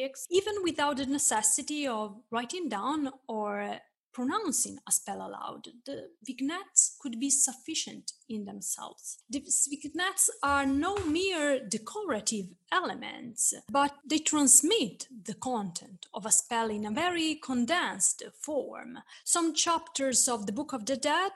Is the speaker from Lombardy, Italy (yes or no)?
no; Florence, Tuscany, Italy; born or raised there